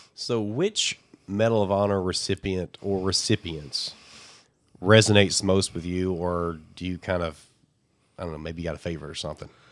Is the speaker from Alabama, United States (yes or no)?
yes; Alabama, United States; I'm from Alabama